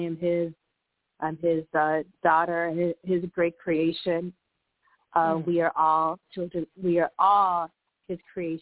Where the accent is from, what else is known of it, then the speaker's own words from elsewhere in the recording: Buffalo, New York, United States; moved away as an adult; also born or lived in San Antonio, Texas; I grew up in Buffalo, New York, and but I've also lived about 19 years in Buffalo, about 18 years in San Antonio, Texas, and I currently live back in the Buffalo area.